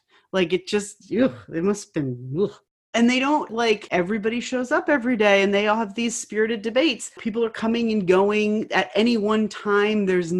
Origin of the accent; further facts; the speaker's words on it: Connecticut, United States; I come from Connecticut, which is next to Rhode Island.